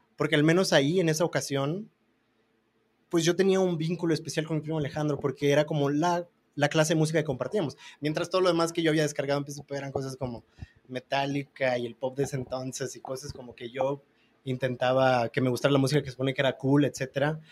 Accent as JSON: {"language": "Spanish", "town": "Monterrey", "region": "Nuevo León", "country": "Mexico", "moved": "yes", "said": "yo llego ahí como norteño, como regio"}